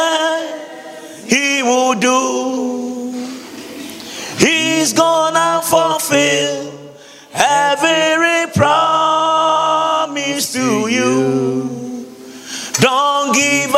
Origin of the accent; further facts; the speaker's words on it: Ghana; now in Accra, Ghana; You saw where I come from. You saw the place. You saw where they keep all the gods, the shrines, the stools, everywhere. In my hometown, you went.